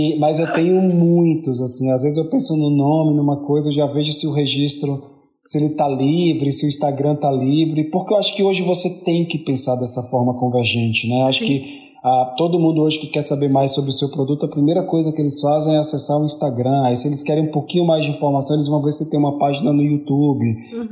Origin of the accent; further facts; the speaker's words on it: Bahia, Brazil; como um bom baiano